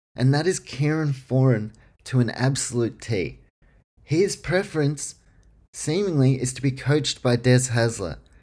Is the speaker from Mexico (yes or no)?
no; Queensland, Australia; as a Queenslander